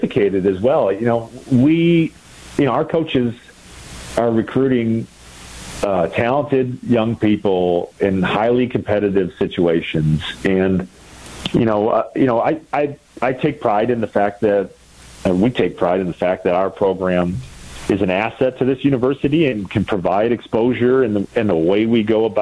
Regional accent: just outside of Milwaukee, Wisconsin, United States; I grew up just outside of Milwaukee

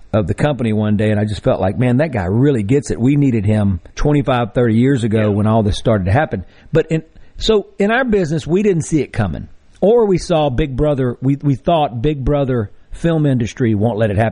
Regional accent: Greenville, Mississippi, United States; I did grow up in Greenville, and many generations back

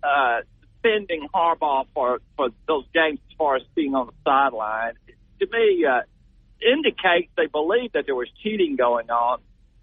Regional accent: Florence, Alabama, United States; now in Nashville, United States; I am from Florence

